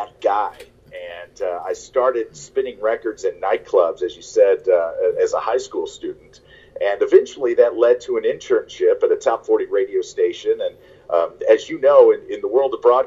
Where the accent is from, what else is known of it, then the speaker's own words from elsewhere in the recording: St. Louis, Missouri, United States; I grew up in St. Louis